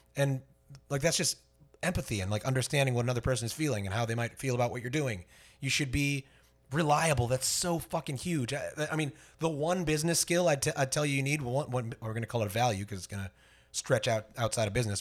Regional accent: Fort Myers, Florida, United States; born or raised there

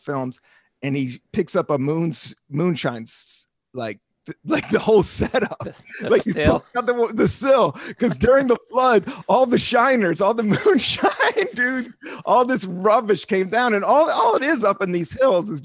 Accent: Buena Vista, Virginia, United States; moved away; also born or lived in Washington, D.C. / San Francisco; I was born in Washington, D.C. And I moved to Buena Vista, Virginia in 3. So I was about 9 or 10.

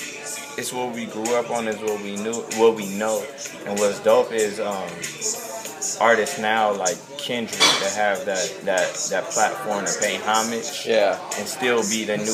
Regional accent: West Coast, United States; Even though I'm from the West Coast, I love hearing old school West Coast music too.

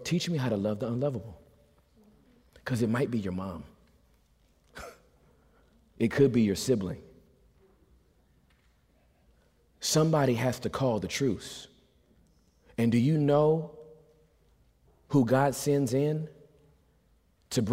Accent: Southern California, United States; I'm from California. We retaliate in Southern California

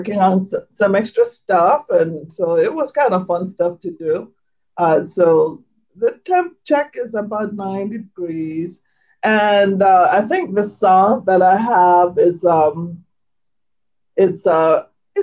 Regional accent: St. Thomas, U.S. Virgin Islands; moved away; I was born, raised on the island of St. Thomas

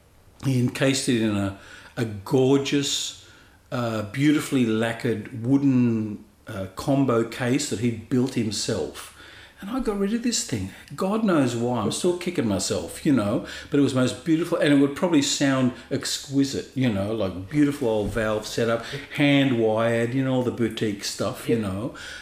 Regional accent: Sydney, New South Wales, Australia; I was born in Sydney in 1957. The house that we're in at the moment, that you and I are speaking in, mm-hmm. is my family home.

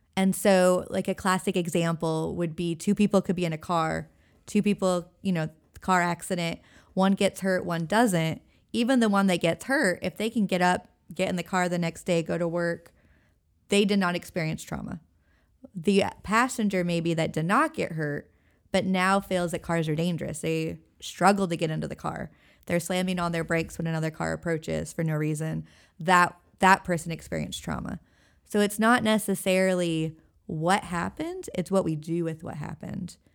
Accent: Everett, Washington, United States; moved away as an adult; also born or lived in Sitka, Alaska / Hawaii / Oregon; now in Elizabeth City, United States; I grew up in Washington State, and I went to college in Sitka, Alaska.

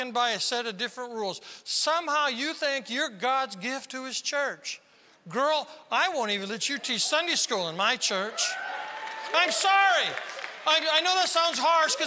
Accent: South Dakota, United States; I'm from South Dakota.

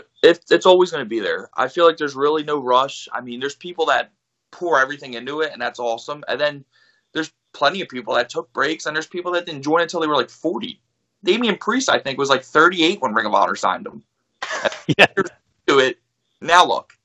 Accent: Philadelphia, Pennsylvania, United States; And the best, not Pat's or Gino's, because I'm from Philly, so I'm going to tell you that right now.

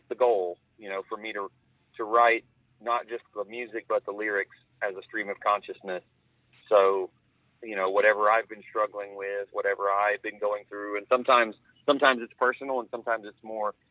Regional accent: Georgia, United States; I'm from Georgia.

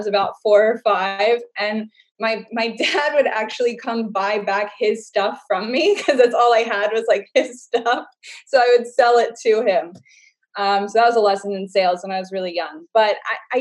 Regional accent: Baltimore County, Maryland, United States; I'm from Baltimore County.

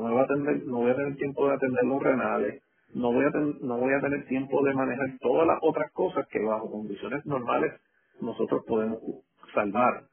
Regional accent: Puerto Rico; nosotros como puertorriqueños

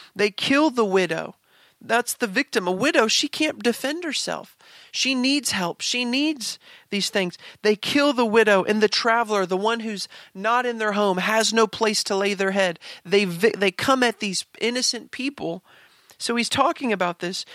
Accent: Kansas, United States; I grew up in Kansas

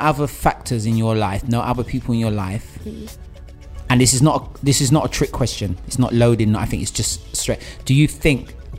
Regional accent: Nigeria; I'm from Nigeria

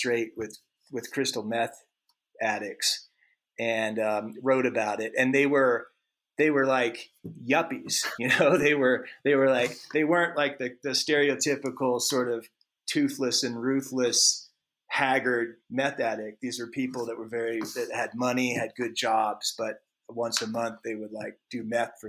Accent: Alaska, United States; when I was a kid growing up in Alaska

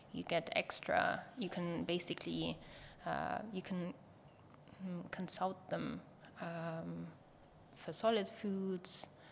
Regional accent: Germany; moved away as an adult; also born or lived in Berlin; now in Estonia; we had to decide if we want to stay in Germany or if we move

